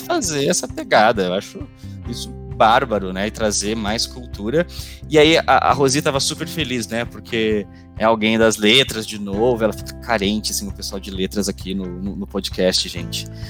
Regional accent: Brazil; first language Portuguese; o nosso português aqui no Brasil

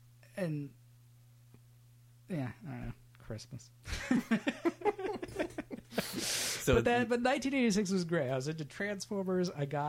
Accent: Sacramento, California, United States; born or raised there

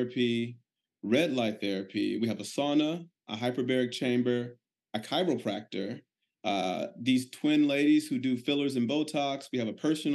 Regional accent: Chicago, Illinois, United States; now in Tampa, United States; I'm originally from Chicago, but we now live in Tampa, Florida

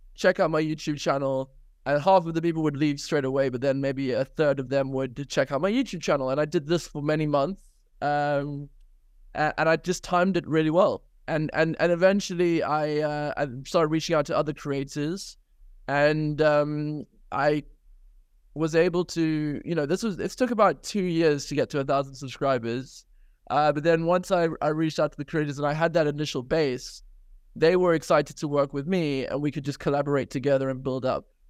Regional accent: South Africa; now in United Kingdom; I grew up in South Africa, had an incredible childhood

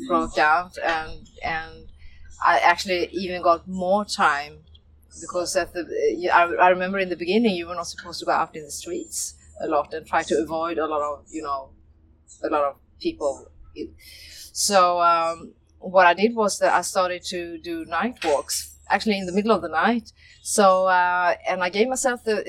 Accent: Sweden; moved away; I'm from Sweden

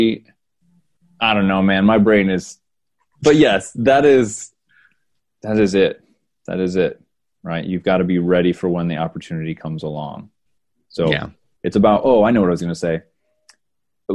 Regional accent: Bath, New York, United States; Bath, New York.

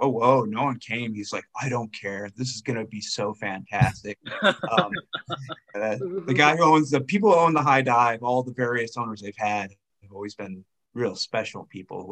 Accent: Tucson, Arizona, United States; moved away as an adult; also born or lived in Seattle; now in Denver, United States; I'm from Tucson, Arizona

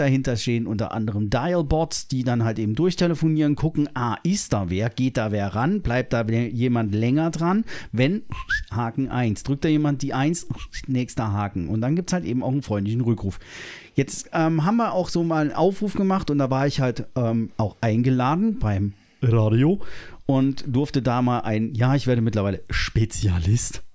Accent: Germany; wir uns als äh, Deutsche

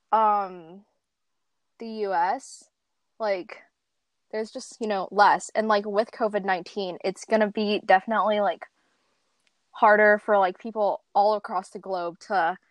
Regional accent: San Diego, California, United States; I'm a high school junior from San Diego, California

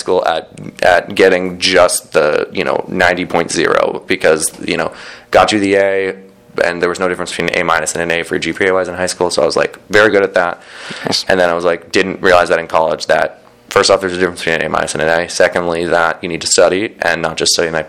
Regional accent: San Diego, California, United States; moved away as an adult; also born or lived in Boston, Massachusetts; I'm born and raised in San Diego, or just north of San Diego. I lived there for 18 years.

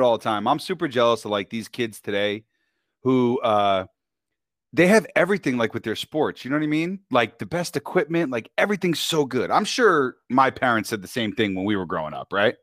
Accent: New York, United States; also born or lived in Westchester County, New York; now in Temecula, United States; I'm born and raised in New York, and I'm Italian

